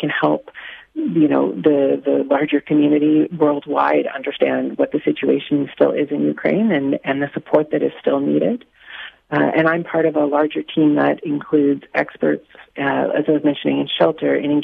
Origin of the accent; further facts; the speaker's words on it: Saskatchewan, Canada; I'm from Saskatchewan